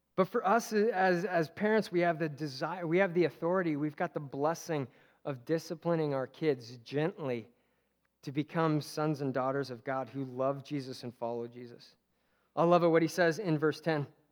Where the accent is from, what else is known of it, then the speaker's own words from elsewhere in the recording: Simi Valley, California, United States; there's an exit in Simi where I grew up